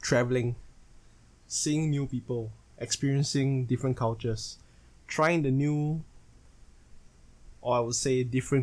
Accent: Singapore; I am born and raised in Singapore

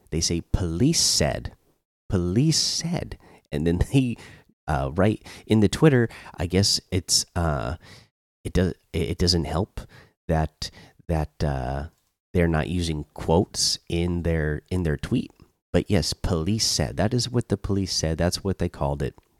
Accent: Oregon, United States; now in Georgia, United States; I grew up in Oregon

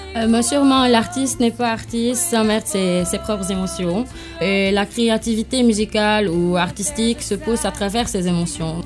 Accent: Lebanon; en tant que Libanais

